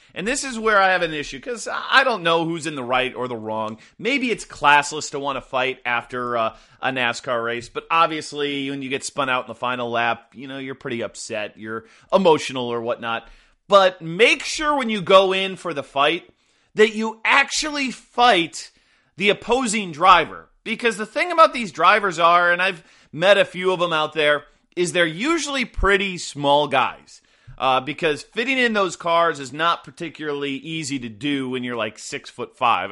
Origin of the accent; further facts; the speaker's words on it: Midwest, United States; I grew up in the Midwest, you know, suburbanites